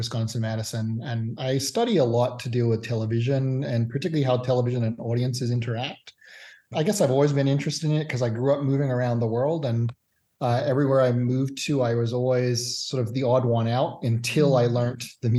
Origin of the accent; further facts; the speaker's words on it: Australia; also born or lived in Canada / Singapore / Hong Kong; Born in Canada, but I'm also English and grew up in Australia, Singapore, and Hong Kong as well.